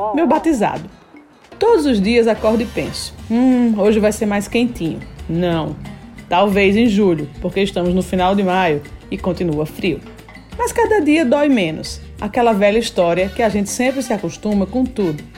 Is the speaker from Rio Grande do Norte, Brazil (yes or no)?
yes; Natal, Rio Grande do Norte, Brazil; Nasci em Natal, na maternidade Januário Cico. em Natal cresci